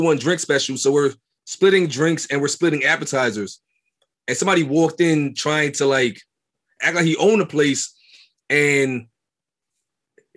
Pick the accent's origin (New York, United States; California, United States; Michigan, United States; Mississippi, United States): New York, United States; New York City; I'm from Brooklyn, raised in Brooklyn all my life